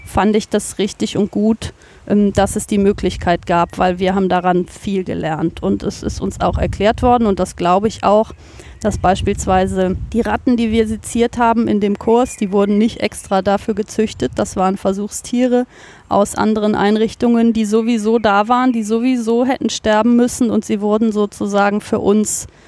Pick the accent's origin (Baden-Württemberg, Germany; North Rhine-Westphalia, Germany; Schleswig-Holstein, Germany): North Rhine-Westphalia, Germany; Cologne; Ich bin aufgewachsen in Köln-Brück das ist fast schon ein Dorf, ganz am Rand von Köln, quasi das, die letzte Bastion von Köln, bevor dann Bergisch Gladbach anfängt, ganz im Osten.